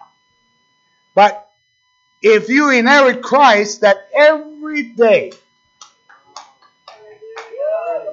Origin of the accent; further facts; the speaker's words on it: Jamaica; moved away; I was born in Jamaica, beautiful island.